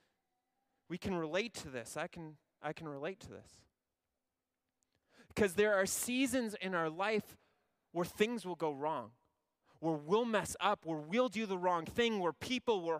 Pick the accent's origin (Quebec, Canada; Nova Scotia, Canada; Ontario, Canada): Ontario, Canada; I'm from Ontario